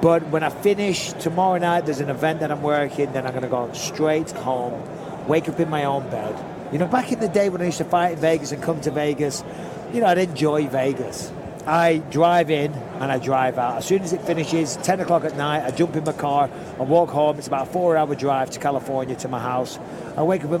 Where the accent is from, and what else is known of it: Manchester, North West England, United Kingdom